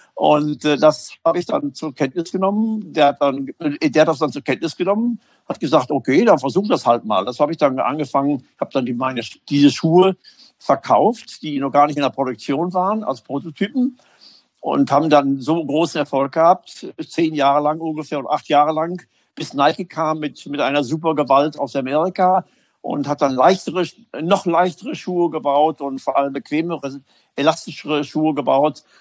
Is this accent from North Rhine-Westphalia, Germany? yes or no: yes; Münster, North Rhine-Westphalia, Germany; also born or lived in Hamburg; Münster meine Heimatstadt ist